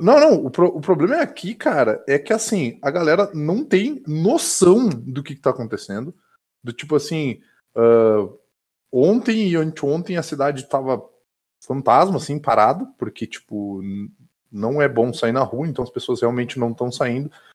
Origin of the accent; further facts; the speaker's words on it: Caxias do Sul, Rio Grande do Sul, Brazil; now in Vacaria, Brazil; eu sou de Caxias do Sul, mas eu moro em Vacaria